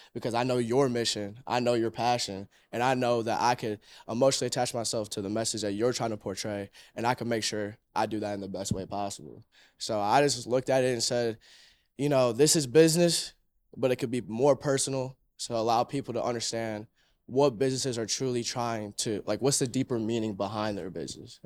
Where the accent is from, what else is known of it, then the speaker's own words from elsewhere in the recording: Cleveland, Ohio, United States; born and raised in Cleveland